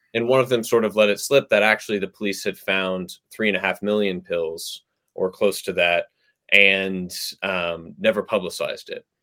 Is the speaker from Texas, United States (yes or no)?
yes; Texas, United States; moved away as an adult; also born or lived in New York; I grew up in the South. I grew up in Texas, if you count that as the South